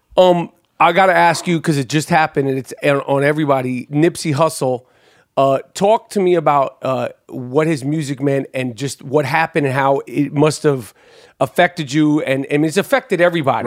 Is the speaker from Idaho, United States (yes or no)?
no; New York City, New York, United States; I grew up in New York City